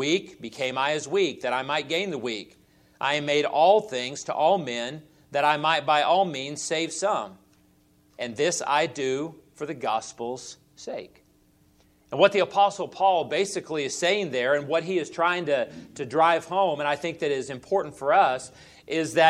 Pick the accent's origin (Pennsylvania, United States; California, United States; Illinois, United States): California, United States; Southern; moved away as an adult; also born or lived in Oklahoma City, Oklahoma / Ada, Oklahoma; I grew up in Southern California in my early days of my childhood and spent all of my years growing up there